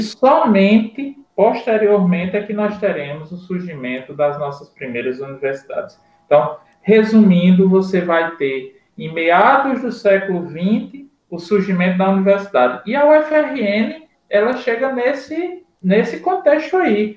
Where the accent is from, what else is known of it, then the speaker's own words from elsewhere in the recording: Seridó, Rio Grande do Norte, Brazil; Eu sou de uma região do CEDOR hoje bem servida